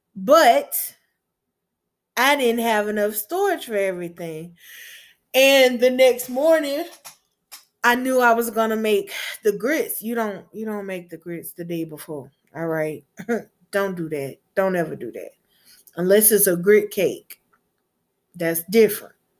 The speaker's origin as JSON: {"language": "English", "region": "Gulf Coast", "country": "United States", "said": "I'm from the Gulf Coast"}